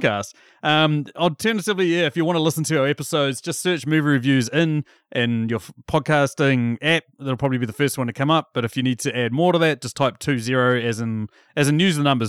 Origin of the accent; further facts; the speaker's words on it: New Zealand; as a young New Zealand boy